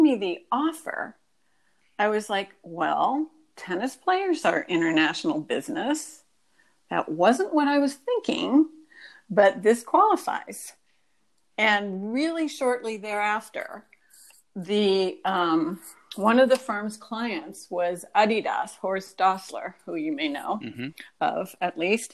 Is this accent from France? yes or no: yes; France; moved away; also born or lived in Washington, D.C.; I was raised in France. I went to French schools